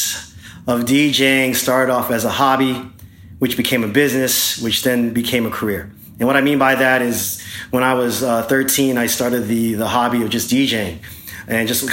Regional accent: Long Beach, California, United States; I grew up in the city of Long Beach

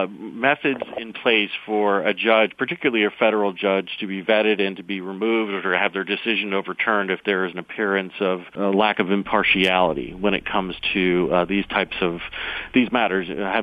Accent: upstate New York, United States; Being a New Yorker, at least technically, I'm from upstate New York

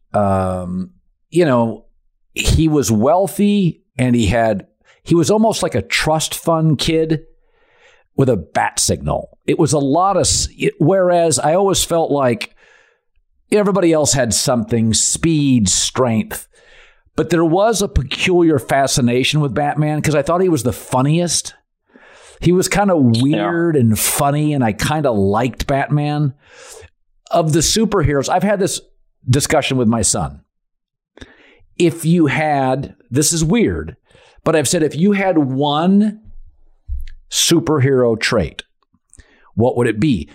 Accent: Seattle, Washington, United States; I'm from Seattle

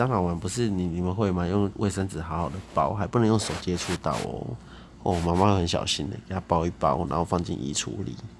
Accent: Tainan, Taiwan; 我台南人呐。

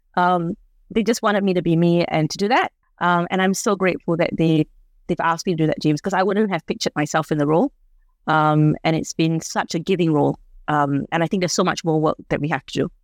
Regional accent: Singapore; now in Australia; I'm from Singapore

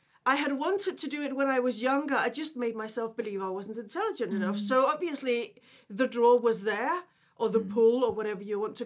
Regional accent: Denmark; English is a second language; moved away as an adult; also born or lived in London; now in United Kingdom; I was born originally in Denmark, and I actually lived abroad in my 20s.

